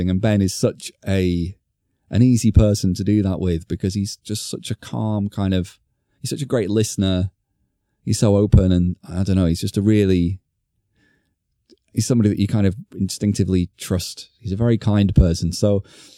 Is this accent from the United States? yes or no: no; Blackpool, North West England, United Kingdom; moved away; I'm going to Blackpool. for the weekend, and taking my daughter to see the delights of my hometown for the first time